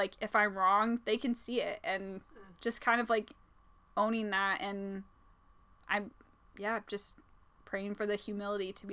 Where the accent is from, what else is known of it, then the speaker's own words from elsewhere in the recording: Indiana, United States; born and raised in Indiana, a Hoosier